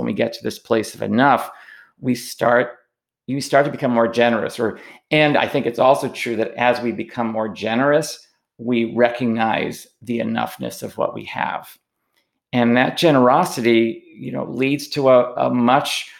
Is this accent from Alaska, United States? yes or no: no; New York City, New York, United States; I grew up in New York City